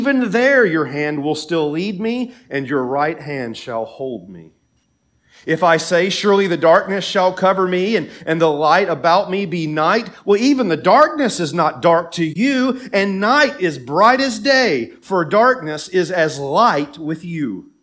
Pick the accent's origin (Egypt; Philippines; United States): United States; Tennessee; moved away; my home state in Tennessee